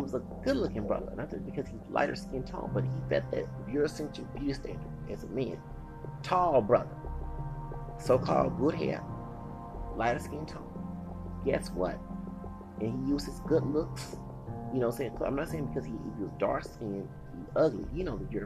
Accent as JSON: {"language": "English", "country": "United States", "said": "As an American citizen in this country"}